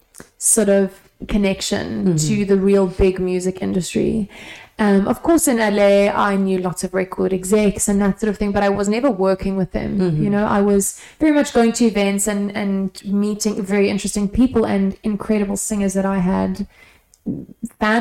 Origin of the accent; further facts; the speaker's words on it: South Africa; now in London, United Kingdom; from South Africa